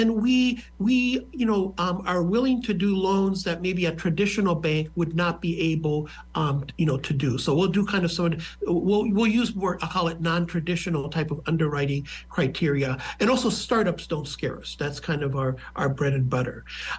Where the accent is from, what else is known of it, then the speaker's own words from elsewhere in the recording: Midwest, United States; now in Lincoln, United States; But I really was a Midwesterner. I am not a New Yorker, and I had a friend who was doing a search for this executive director position here in Lincoln.